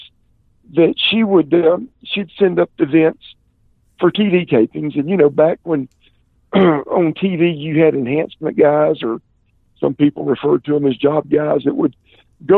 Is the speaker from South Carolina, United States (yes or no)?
yes; Columbia, South Carolina, United States; Columbia, my hometown